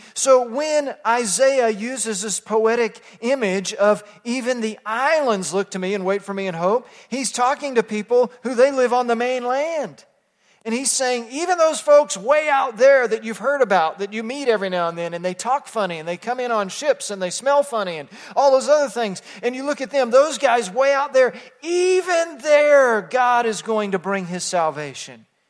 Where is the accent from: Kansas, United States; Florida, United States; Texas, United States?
Texas, United States; growing up in Texas